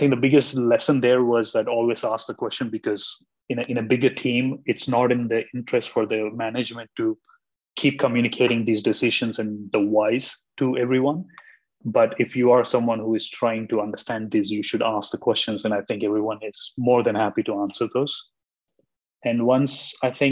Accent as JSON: {"language": "English", "country": "India", "said": "I'm from India"}